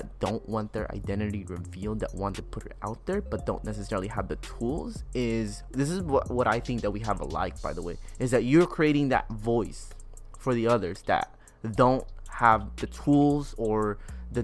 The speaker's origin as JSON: {"language": "English", "town": "Oxnard", "region": "California", "country": "United States", "tie": "born or raised there", "also_born_or_lived": "Long Beach", "said": "I grew up in here, I thought it was, like, ghetto."}